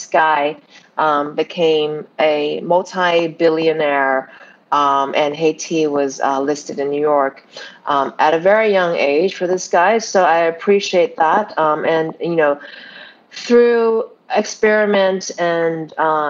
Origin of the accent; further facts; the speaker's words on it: Canada; moved away; I was raised in Canada, I've been around the world, I've been kind of all over the place